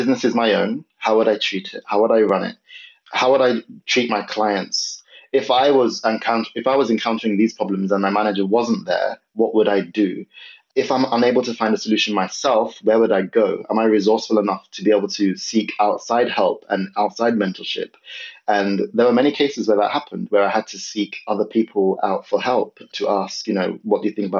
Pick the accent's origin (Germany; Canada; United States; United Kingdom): United Kingdom; London; moved away as an adult; also born or lived in north of England; I'm originally from London.